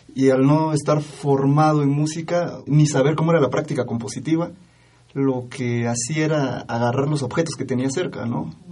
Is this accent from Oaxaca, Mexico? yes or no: yes; Oaxaca, Mexico; soy oaxaqueño